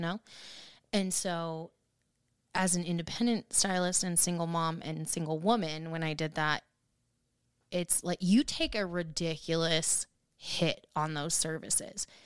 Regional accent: Portland, United States; moved away as an adult; also born or lived in Washington; now in Nashville, United States; still in Portland. Just 'cause it was my hometown

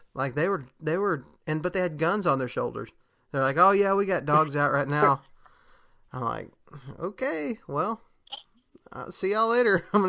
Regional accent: Texas, United States; which I'm from Texas, and that's a thing there.

